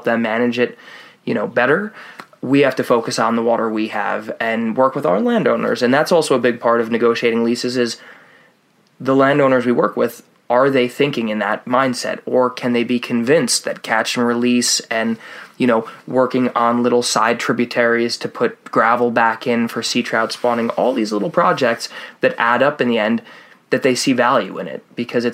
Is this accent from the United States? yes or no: yes; United States; as an American